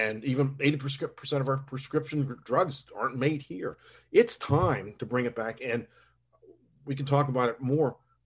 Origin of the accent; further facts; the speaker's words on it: Pittsburgh, Pennsylvania, United States; now in Charleston, United States; I grew up in Pittsburgh